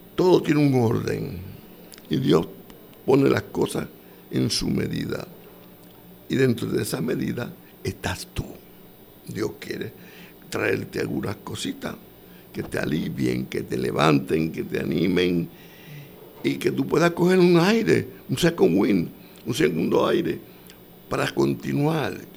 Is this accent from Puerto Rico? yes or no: yes; Puerto Rico; yo soy puertorriqueño